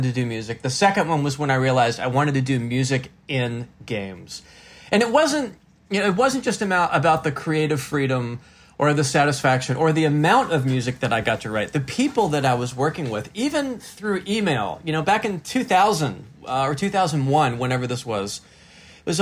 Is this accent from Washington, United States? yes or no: no; North Carolina, United States; also born or lived in Los Angeles, California; I'm from North Carolina